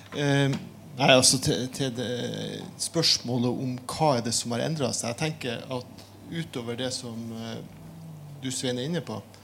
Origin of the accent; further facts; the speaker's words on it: Northern Norway, Norway; moved away; Sjøl er, som mange av dere sikkert hører, oppvoksen i en annen landsdel